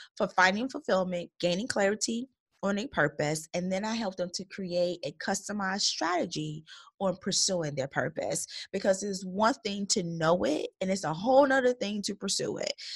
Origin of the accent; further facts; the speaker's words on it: Chicago Heights, Illinois, United States; I was born and raised in Chicago Heights, Illinois